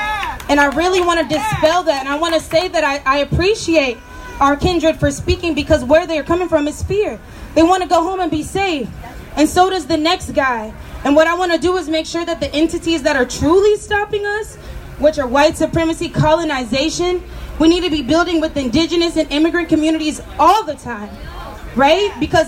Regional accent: Charlotte, North Carolina, United States; I'm from Charlotte, North Carolina.

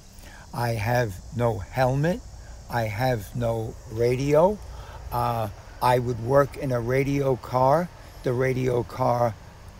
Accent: New York City, New York, United States; I'm born and raised in Harlem

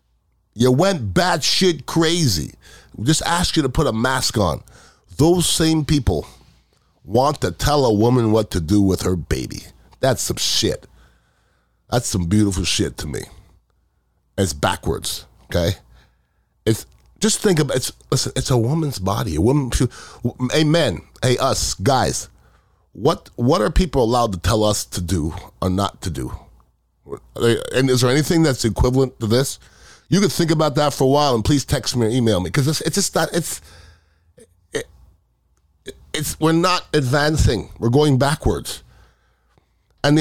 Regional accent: United States; as an American

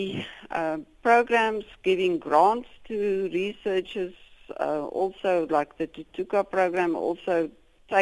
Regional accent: South Africa; as South African Africans scientists

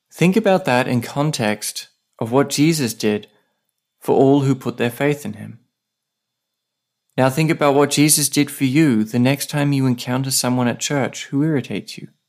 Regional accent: Australia; now in Saipan

